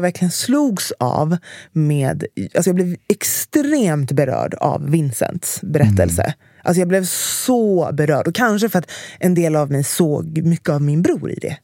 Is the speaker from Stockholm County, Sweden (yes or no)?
yes; Stockholm, Stockholm County, Sweden; jag växte upp i Enskededalen